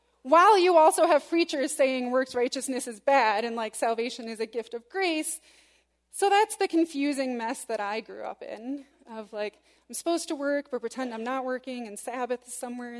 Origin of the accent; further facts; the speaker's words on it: West Michigan, United States; growing up in West Michigan, as I did